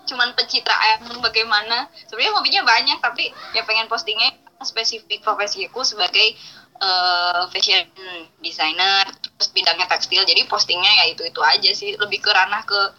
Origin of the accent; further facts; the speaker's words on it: Bandung, West Java, Indonesia; dan aku orang Bandung